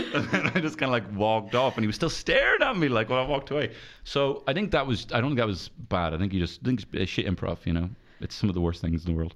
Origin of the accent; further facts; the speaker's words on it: Dublin, Leinster, Ireland; I'm from Merino in, in North Dublin